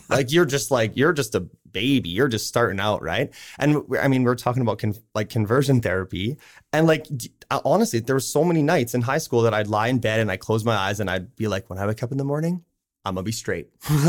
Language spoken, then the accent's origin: English; Saskatchewan, Canada; now in Okotoks, Canada; so I grew up in Southern Saskatchewan in a super small town.